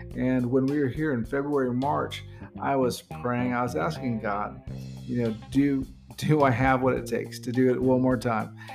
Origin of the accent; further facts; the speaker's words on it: near Fort Bragg, North Carolina, United States; moved away as an adult; now in Philippines; We're from North Carolina in the United States, and we come from right outside the Fort Bragg area